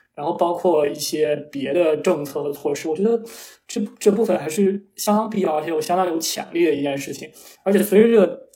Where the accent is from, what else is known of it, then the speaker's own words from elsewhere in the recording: Taiyuan, Shanxi, China; 在我的家乡太原